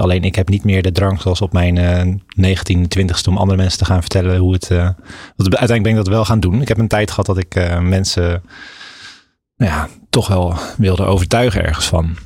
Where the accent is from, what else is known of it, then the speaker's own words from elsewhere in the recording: Maasland, South Holland, Netherlands; moved away as an adult; also born or lived in Kampen / Amsterdam; ik ben opgegroeid in Maasland. Dat, dat ligt eh, tussen Rotterdam en Hoek van Holland in, eh, mhm. in, Zuid-Holland